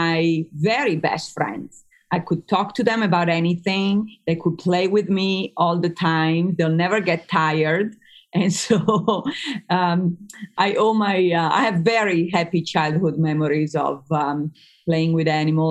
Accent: Emilia-Romagna, Italy; English is a second language; moved away as an adult; now in United States; I grew up in Italy for the first 20 years of my life

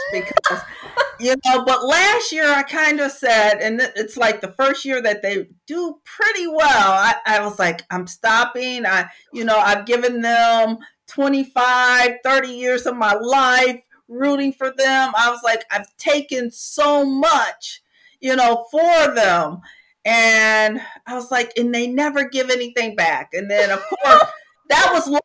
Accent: Michigan, United States; now in Texas, United States; I am from Michigan originally

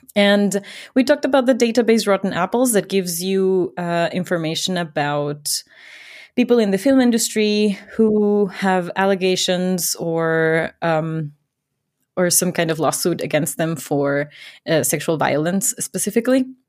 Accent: Ecuador; moved away as an adult; now in Germany; I grew up in Ecuador

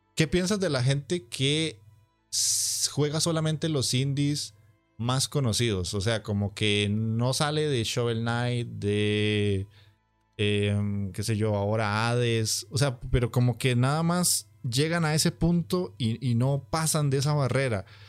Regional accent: Costa Rica; aquí en mi país, que es para quien no lo sabe, es Costa Rica

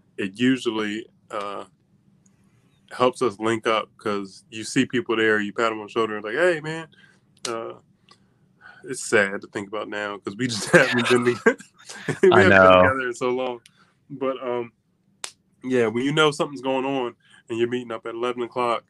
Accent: just outside Philly, Pennsylvania, United States; moved away as an adult; now in Howard County, United States; I grew up just outside Philly, but it was a blue collar town and worked at oil refineries that closed like 20 years ago

